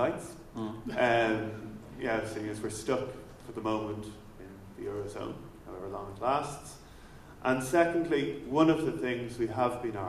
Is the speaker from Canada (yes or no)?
no; Ireland; I'm here from Ireland